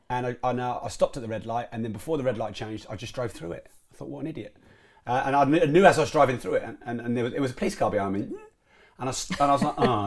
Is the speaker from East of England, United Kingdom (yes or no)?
yes; Peterborough, East of England, United Kingdom; I was raised in Peterborough